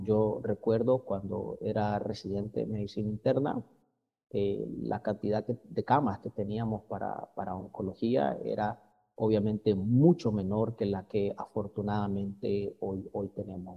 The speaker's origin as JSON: {"language": "Spanish", "country": "Nicaragua", "also_born_or_lived": "Mexico"}